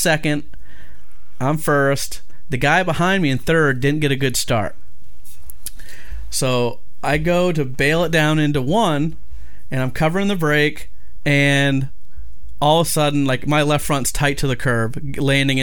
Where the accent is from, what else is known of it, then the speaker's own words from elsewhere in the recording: Maine, United States; I'm from Maine